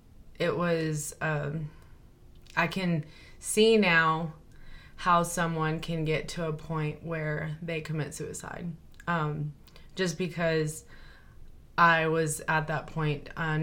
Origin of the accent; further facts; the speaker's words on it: Lamesa, Texas, United States; born there; Well, I was born in Lamesa, raised here, so a small town girl.